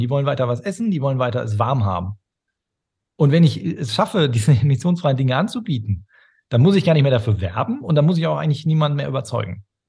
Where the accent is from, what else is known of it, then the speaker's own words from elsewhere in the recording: Ruhr area, near Dortmund, North Rhine-Westphalia, Germany; also born or lived in Stade; Groß geworden bin ich im Ruhrgebiet, an, ja. an der Grenze zu Dortmund